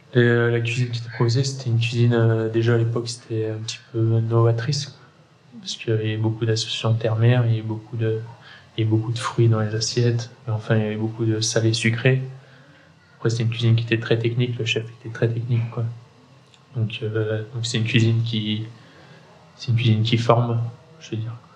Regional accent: Saint-Étienne, Auvergne-Rhône-Alpes, France; moved away as an adult; now in Le Puy-en-Velay, France; moi, je suis un pur Stéphanois, de parents stéphanois, de grands-parents stéphanois j'ai une enfance très paysanne

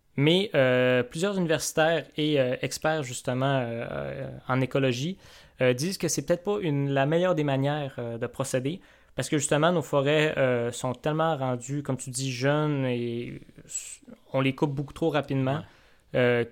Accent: Quebec, Canada; moved away; ma terre natale et, euh, ta terre d'accueil, on peut dire ça comme ça, donc, euh, le Seigne Lac-Saint-Jean

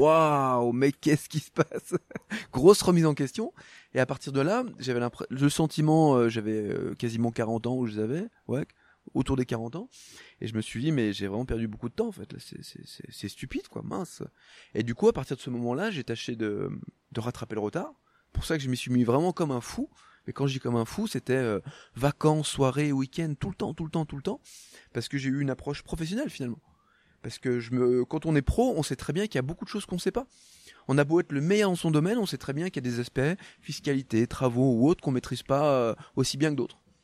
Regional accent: Haute-Savoie, Auvergne-Rhône-Alpes, France; moved away as an adult; also born or lived in Loire; now in near Aix-en-Provence, France; je suis né dans la Loire, mais je suis pas resté longtemps. Hein. J'ai grandi en Haute-Savoie.

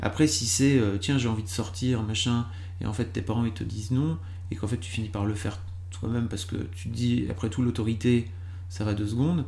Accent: Lille, Hauts-de-France, France; je suis lillois de base

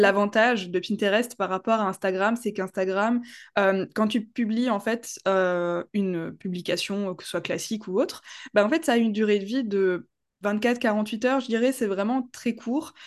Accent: Strasbourg, Grand Est, France; j'ai vingt-huit ans, je viens de Strasbourg

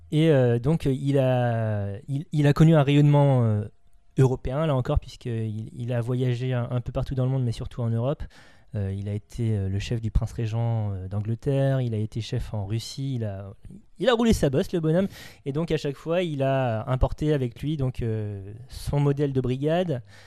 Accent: France; on est français

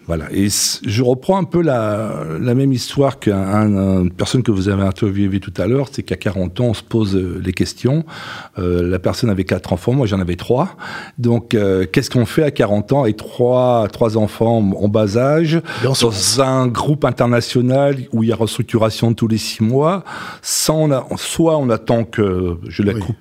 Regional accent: Breton, Brittany, France; en tant que Breton

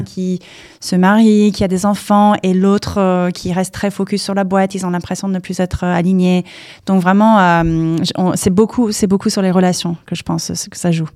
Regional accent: Palo Alto, California, United States; French is a second language; moved away as an adult; now in Paris, France; j'ai grandi aux US, j'ai grandi à Palo Alto

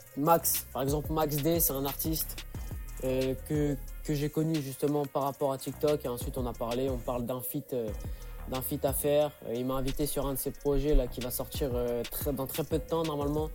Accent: Centre-Val de Loire, France; je suis du Loiret

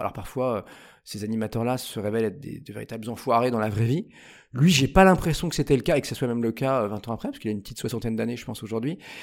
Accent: Paris, Île-de-France, France; je suis un vrai Parisien, enfin vrai, je suis né... Je suis né en banlieue toute proche, j'ai vécu 25 ans à Paris

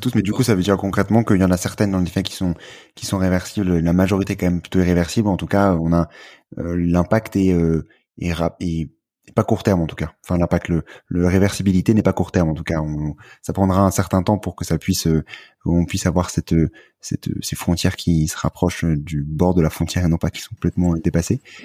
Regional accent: France; quand on est français

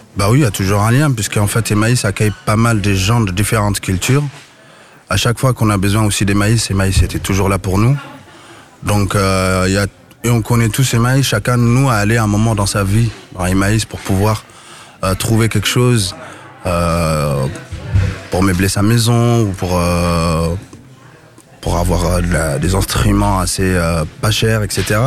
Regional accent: Mali; now in Strasbourg, France; moi, je suis d'origine du Mali

